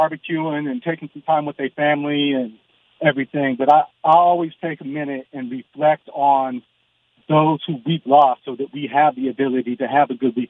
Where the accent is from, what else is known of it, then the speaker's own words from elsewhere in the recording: Sacramento, California, United States; now in San Antonio, United States; I'm from Sacramento